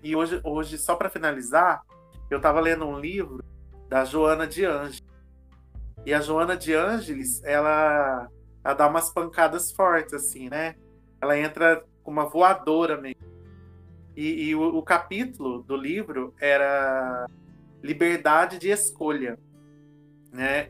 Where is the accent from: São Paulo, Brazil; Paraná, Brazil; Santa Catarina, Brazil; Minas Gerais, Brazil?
Minas Gerais, Brazil; como bom mineiro que eu sou